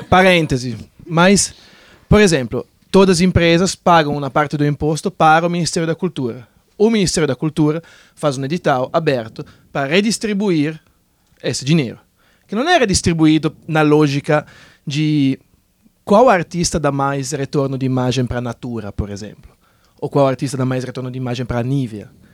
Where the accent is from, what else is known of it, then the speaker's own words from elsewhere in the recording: Italy; now in Brazil; eu, por exemplo, sou italiano